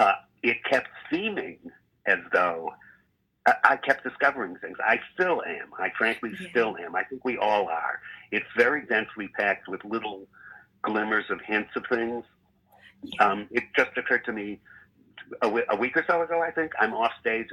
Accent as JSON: {"language": "English", "town": "Evanston", "region": "Illinois", "country": "United States", "tie": "born or raised there", "also_born_or_lived": "Chicago, Illinois", "said": "I grew up in Evanston, Illinois. I was born in Chicago, and we moved into Evanston"}